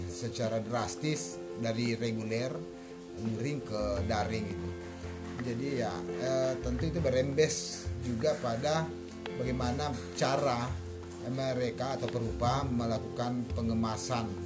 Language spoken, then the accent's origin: Indonesian; Bima, West Nusa Tenggara, Indonesia; Saya angkatan 2015 Saya berasal dari Bima NTB